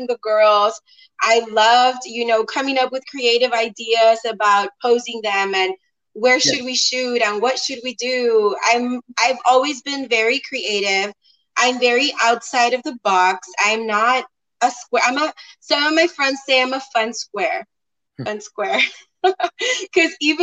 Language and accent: English; McAllen, Texas, United States; also born or lived in Mexico; I was born in McAllen. I was raised part of my childhood here, part of my childhood in Mexico, and then I came back over here to the States.